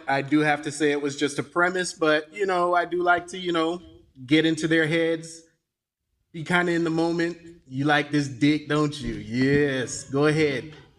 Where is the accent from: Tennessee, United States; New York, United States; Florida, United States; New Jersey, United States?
Florida, United States; Gainesville; I am from Gainesville, and I grew up in the neighborhood with the inventor of Gatorade